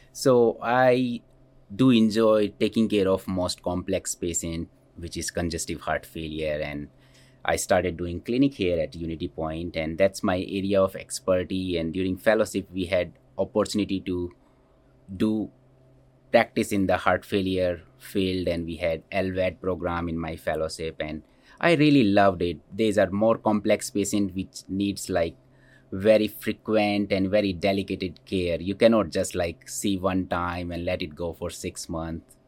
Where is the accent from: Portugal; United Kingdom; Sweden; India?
India; moved away as an adult; also born or lived in Scranton, Pennsylvania; now in Cedar Rapids, United States; So I grew up in, in India and I did my schooling in India